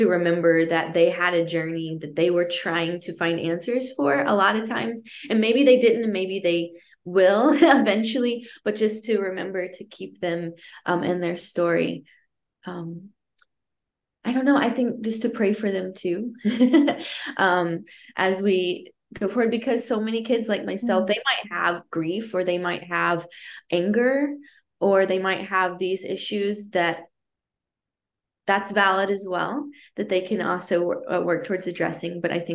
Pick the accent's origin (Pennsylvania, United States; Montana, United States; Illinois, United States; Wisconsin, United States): Illinois, United States; East St. Louis; I was born in the East St. Louis area from two parents that were struggling a whole lot